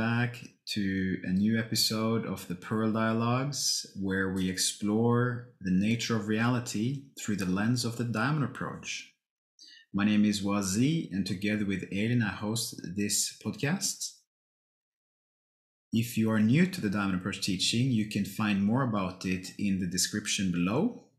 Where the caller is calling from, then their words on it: Oslo, Norway; I'm calling you from Oslo in Norway.